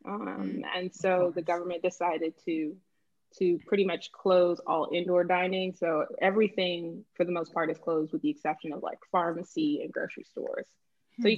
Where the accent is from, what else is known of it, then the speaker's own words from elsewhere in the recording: Boston, Massachusetts, United States; moved away as an adult; also born or lived in Miami, Florida; now in Lisbon, Portugal; I'm originally from Boston, Massachusetts, was born in Miami, Florida